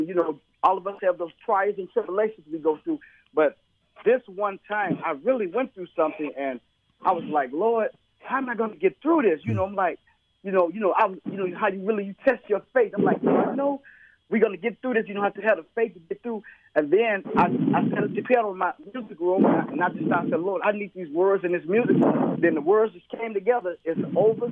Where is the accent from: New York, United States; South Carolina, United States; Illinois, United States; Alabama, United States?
Illinois, United States; Chicago; Yes, I'm from Chicago